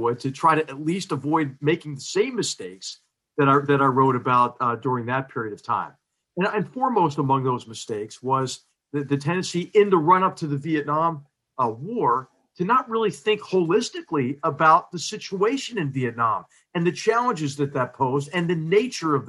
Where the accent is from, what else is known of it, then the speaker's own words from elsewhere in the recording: Philadelphia, Pennsylvania, United States; Philadelphia, my hometown